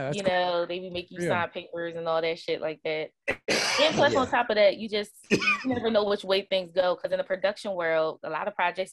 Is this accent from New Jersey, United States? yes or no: yes; Camden, New Jersey, United States; moved away as an adult; now in Philadelphia, United States; born and raised in Camden, New Jersey.